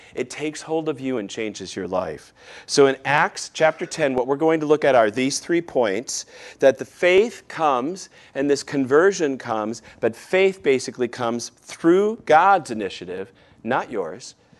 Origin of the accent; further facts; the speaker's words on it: Michigan, United States; moved away; my hometown in Michigan